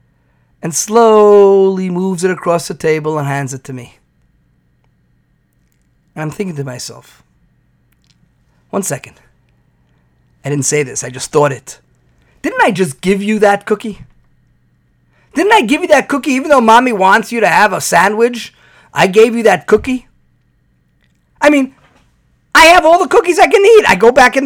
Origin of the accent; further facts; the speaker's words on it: New York, United States; moved away; growing up in New York, we called it black and whites